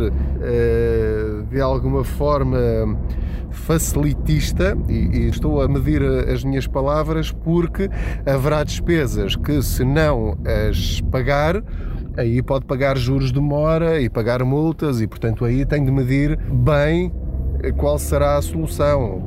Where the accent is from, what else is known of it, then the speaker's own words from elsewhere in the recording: Portugal; Enquanto portugueses